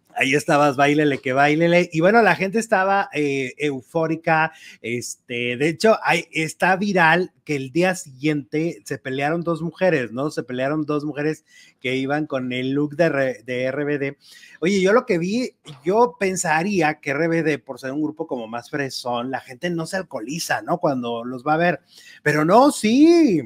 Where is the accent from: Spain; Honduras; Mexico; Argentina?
Mexico; nuestra música ranchera mexicana